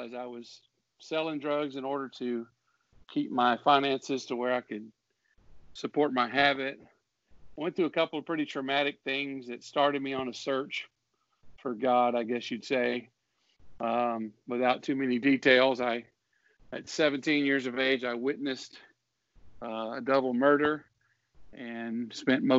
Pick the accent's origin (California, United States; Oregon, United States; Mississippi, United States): Mississippi, United States; the United Pentecostal Church there where I grew up in Mississippi.